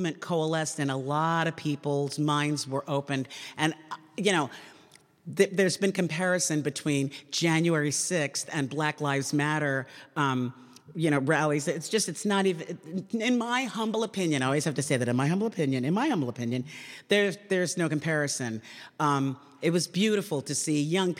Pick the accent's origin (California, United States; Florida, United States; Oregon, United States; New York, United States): New York, United States; New York City; I grew up in Queens, New York, the most diverse county in the country